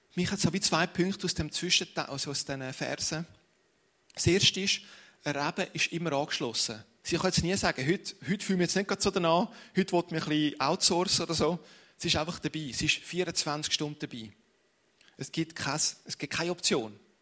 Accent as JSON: {"language": "German", "region": "Ticino", "country": "Switzerland", "said": "ich bin Tessiner"}